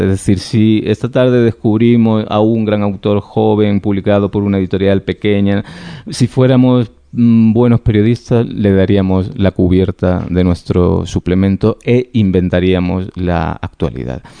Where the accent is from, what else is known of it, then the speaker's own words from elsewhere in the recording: Andalusia, Spain; Yo no necesito hacer gala de nacionalismo andaluz de ningún tipo, pues porque lo llevo